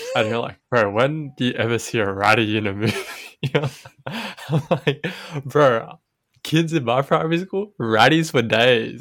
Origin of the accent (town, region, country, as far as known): Sydney, New South Wales, Australia